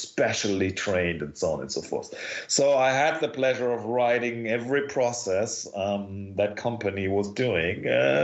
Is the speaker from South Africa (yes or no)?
no; Oberhausen, North Rhine-Westphalia, Germany; moved away as an adult; now in Cologne, Germany; I grew up in Oberhausen, which is part of Ruhrgebiet, which is the coal mining part of Germany